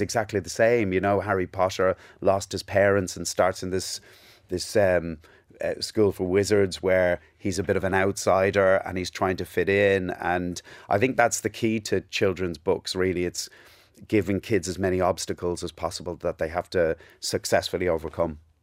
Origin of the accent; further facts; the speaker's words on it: Ballybrack, Leinster, Ireland; accent: Cockney; also born or lived in England; We moved to Ireland in nineteen seventy-nine